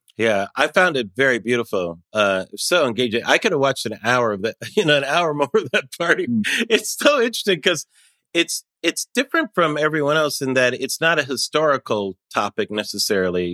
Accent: United States; As an American

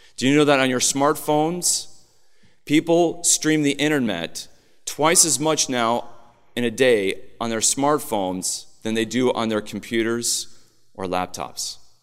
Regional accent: Illinois, United States; I grew up in Illinois

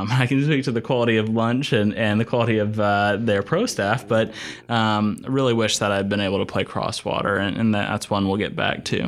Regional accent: Asheville, North Carolina, United States; I'm from Asheville, North Carolina.

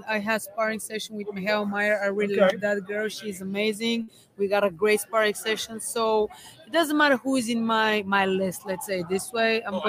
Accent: Bulgaria; moved away as an adult; Yeah, from Bulgaria. I just came here before 4 months to train with my coach, Ivan Kaysen.

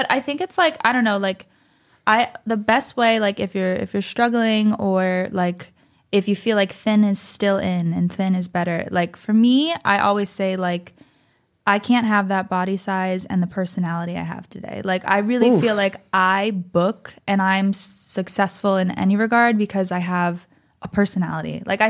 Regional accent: Springfield, Massachusetts, United States; also born or lived in New York; now in Los Angeles, United States; I'm from Springfield.

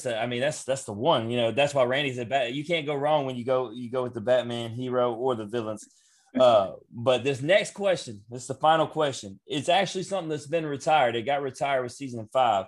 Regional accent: Memphis, Tennessee, United States; also born or lived in Louisiana; I'm from Memphis.

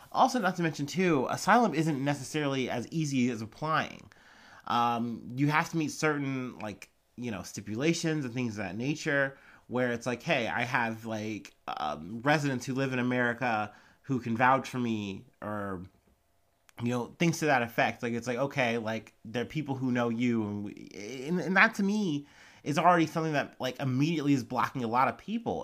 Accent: Ohio, United States; accent: Ohio; my Ohio accent

